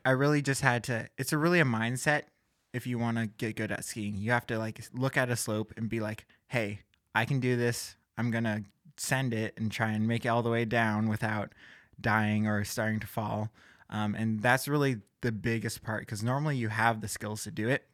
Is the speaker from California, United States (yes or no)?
no; Gig Harbor, Washington, United States; I'm from Gig Harbor, Washington